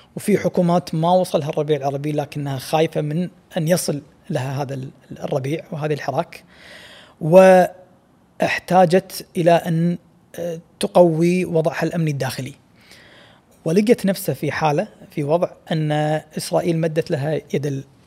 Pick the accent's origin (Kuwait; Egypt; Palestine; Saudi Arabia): Kuwait; احنا ككويتيين وكخليجيين بشكل عام